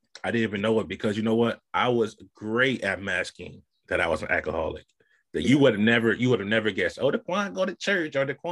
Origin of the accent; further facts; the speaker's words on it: Saginaw, Michigan, United States; growing up on the South Side of Saginaw in the hood